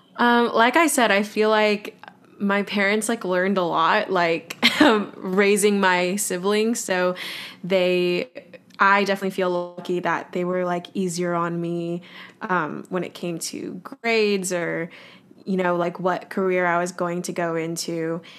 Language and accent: English; Los Angeles, California, United States; moved away as an adult; also born or lived in Boston; now in New York City, United States; I grew up in Los Angeles, California, and now I currently live in New York City